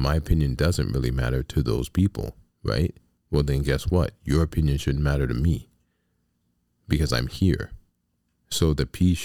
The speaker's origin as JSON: {"language": "English", "country": "United States", "tie": "born or raised there", "said": "I'm an American. I'm not African American. I'm an American. This is my home, right? This is where I was born."}